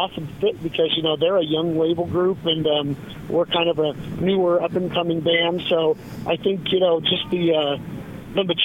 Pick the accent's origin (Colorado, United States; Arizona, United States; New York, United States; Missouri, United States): Arizona, United States; We're from Arizona